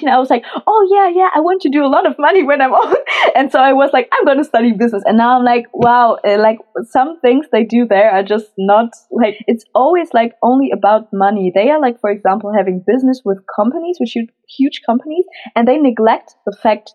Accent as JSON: {"language": "English", "town": "Cologne", "region": "North Rhine-Westphalia", "country": "Germany", "tie": "born or raised there", "moved": "as an adult", "lives_now": "Frankfurt, Germany", "said": "I'm 22 years old and I'm from Cologne in Germany"}